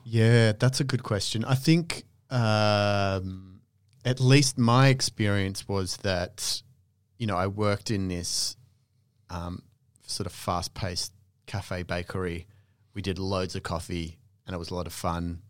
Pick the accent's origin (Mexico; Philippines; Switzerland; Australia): Australia; moved away as an adult; also born or lived in London; I was from Australia